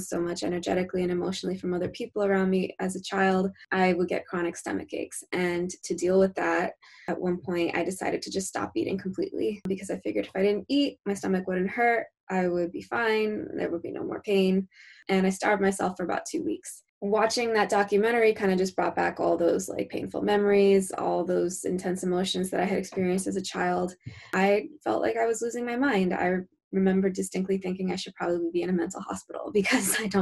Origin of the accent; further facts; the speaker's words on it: New Jersey, United States; I hail from New Jersey